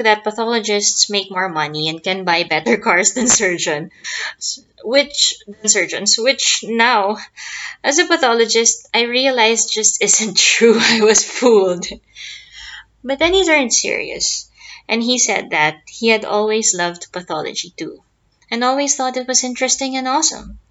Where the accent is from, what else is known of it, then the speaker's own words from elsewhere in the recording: Philippines; I'm a pathologist from the Philippines.